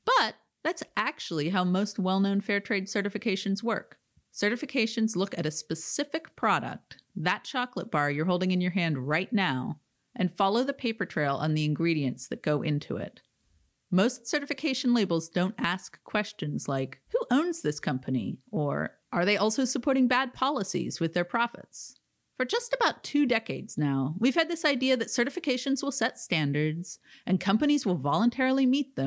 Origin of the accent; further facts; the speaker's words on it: Oregon, United States; my home state of Oregon